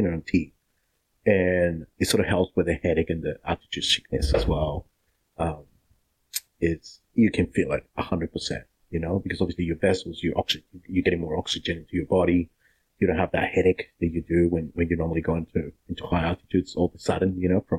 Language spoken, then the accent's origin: English; Cusco, Peru; moved away as an adult; now in Shepparton, Australia; Cusco, that's my hometown